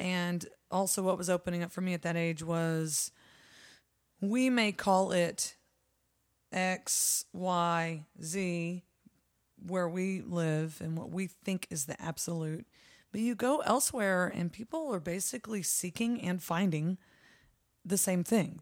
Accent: San Antonio, Texas, United States; also born or lived in New Braunfels; now in Austin, United States; we're from San Antonio

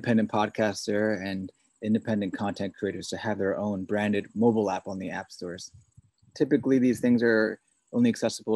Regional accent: New York City, New York, United States; also born or lived in Korea / Massachusetts; I was born and raised in Queens, New York City.

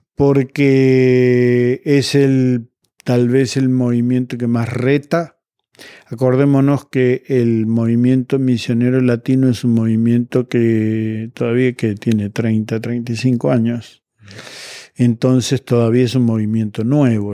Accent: Argentina; en Argentina, mi país de origen

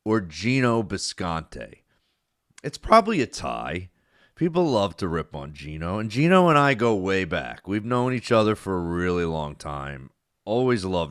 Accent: New Jersey, United States; I grew up in South Jersey

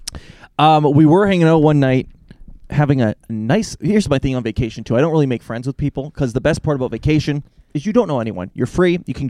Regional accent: Canada; We're from Canada. Oh, like Toronto. Sort of, but not at all like Toronto, right?

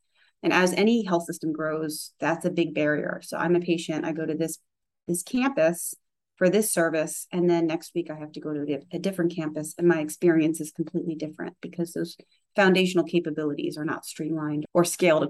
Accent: Charleston, South Carolina, United States; I came from Charleston, South Carolina, where it's certainly growing as a sort of tech innovation geographic location, but when I was there, not so much.

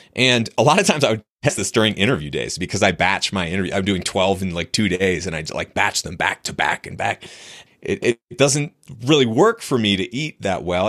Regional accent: New Hampshire, United States; I was, I was raised in New Hampshire. So in the U S, a rural place

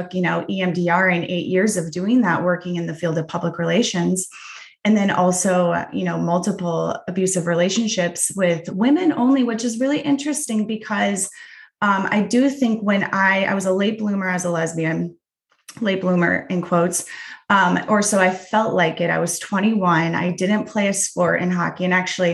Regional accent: Midwest, United States; I grew up in the Midwest

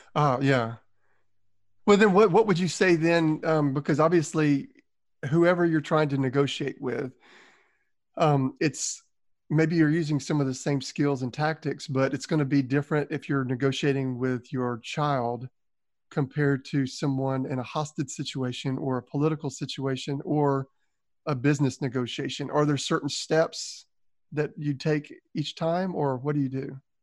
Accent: Southern, United States; accent: Southern; my Southern accent

